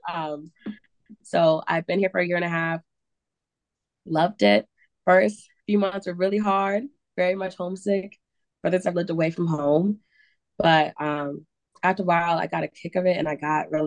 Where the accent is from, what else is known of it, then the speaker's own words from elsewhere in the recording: upstate New York, United States; now in Chicago, United States; I'm originally from upstate New York. So small town living